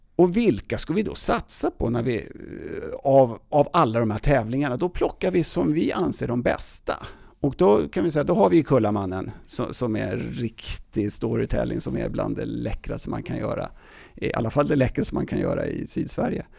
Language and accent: Swedish; Täby, Stockholm County, Sweden; accent: Stockholm dialect; moved away as an adult; also born or lived in United States / Åre; now in Stockholm, Sweden; i Täby jag uppväxt